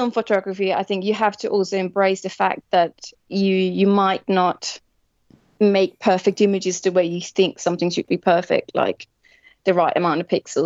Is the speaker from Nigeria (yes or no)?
no; Denmark; moved away as an adult; now in London, United Kingdom; I'm originally from Denmark